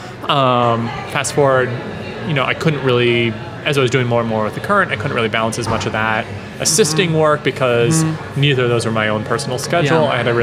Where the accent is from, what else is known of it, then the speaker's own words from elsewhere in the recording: Pennsylvania, United States; moved away; my hometown in Pennsylvania